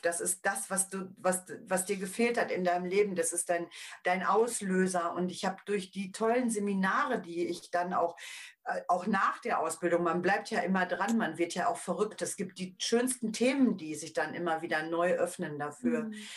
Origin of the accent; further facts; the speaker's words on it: Paderborn, North Rhine-Westphalia, Germany; hier bei uns in Paderborn, weil ich aus Paderborn komme